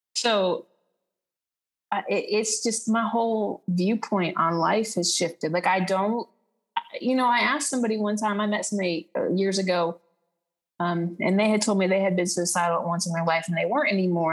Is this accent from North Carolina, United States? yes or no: no; Texas, United States; moved away as an adult; also born or lived in Aruba; now in Costa Rica; I'm from Texas, but I'm currently living in Costa Rica